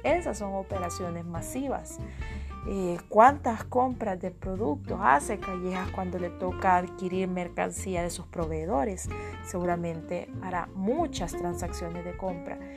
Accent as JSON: {"language": "Spanish", "country": "El Salvador", "said": "como ciudadanos salvadoreños"}